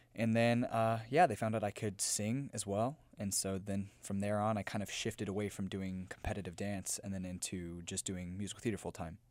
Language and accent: English; Memphis, Tennessee, United States; moved away; I'm from Memphis, Tennessee.